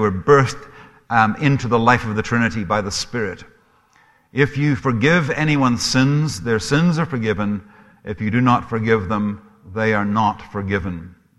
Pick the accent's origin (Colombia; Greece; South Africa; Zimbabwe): Zimbabwe; also born or lived in Scotland; now in Canada; I am Scottish. My accent is probably a mixture of a number of things. It's a little bit of a Heinz's 57 varieties. I've lived in Canada now for 30 years, so I'm sure there's a bit of a Canadian twang there, too. I grew up in Africa, in Rhodesia